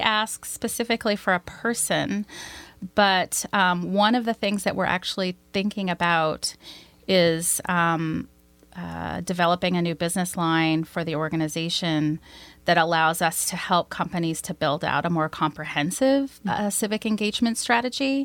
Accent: Arkansas, United States; moved away as an adult; also born or lived in Washington, D.C.; I'm originally from Arkansas. My father was a cotton, uh, ginner and a cotton and soybean farmer

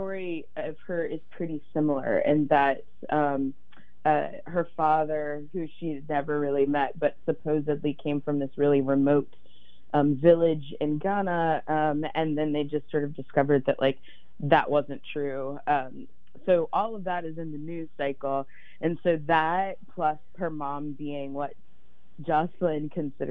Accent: Virginia, United States; I grew up in Virginia

